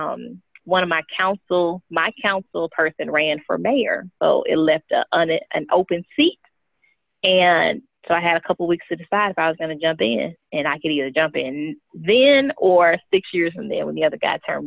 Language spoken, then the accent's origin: English; St. Louis, Missouri, United States; now in Texas, United States; I'm from St. Louis originally. I moved to Texas in 2007.